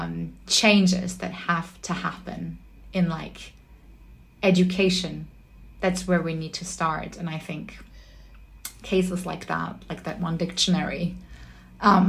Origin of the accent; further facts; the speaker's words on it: Germany; English is a second language; moved away; I was raised in Germany